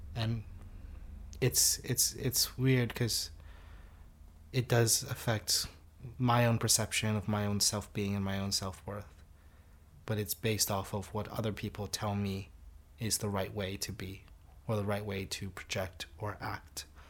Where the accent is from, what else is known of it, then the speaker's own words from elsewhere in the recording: United States; also born or lived in Singapore; now in United Kingdom; I grew up in the U S.